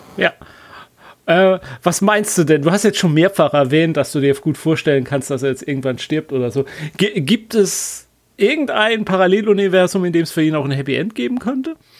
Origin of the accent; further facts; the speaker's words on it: Black Forest, Baden-Württemberg, Germany; moved away; Schwarzwald ist immer gut, das ist ja meine alte Heimat